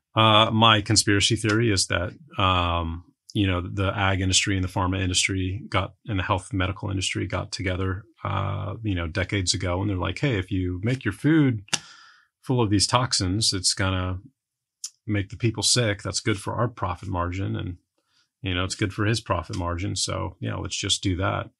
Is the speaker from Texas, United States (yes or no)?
yes; San Antonio, Texas, United States; moved away as an adult; I grew up in San Antonio